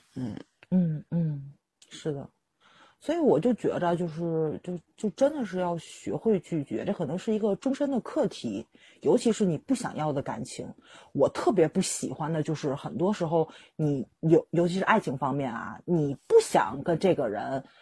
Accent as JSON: {"language": "Chinese", "region": "Tianjin", "country": "China", "said": "我们天津人"}